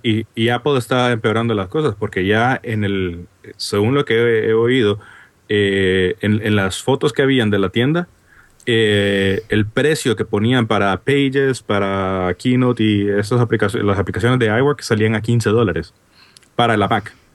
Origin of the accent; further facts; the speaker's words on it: Honduras; now in Washington, D.C., United States; como podrán notar por mi acento raro, no soy de España. soy de Honduras. Originariamente soy, ahora soy oficialmente americano